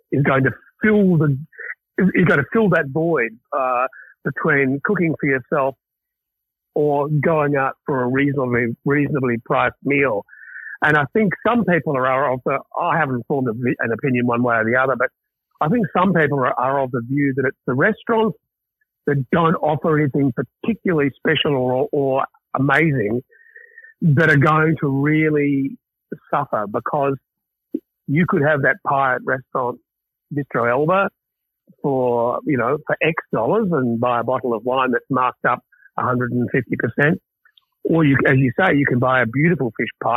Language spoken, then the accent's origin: English; Gippsland, Victoria, Australia; the country town that we grew up